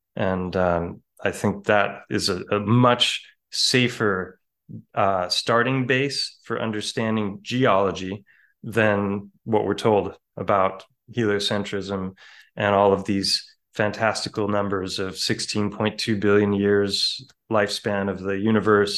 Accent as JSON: {"language": "English", "town": "Ojai", "region": "California", "country": "United States", "tie": "born or raised there", "said": "Ojai, my hometown, which is close to Santa Barbara"}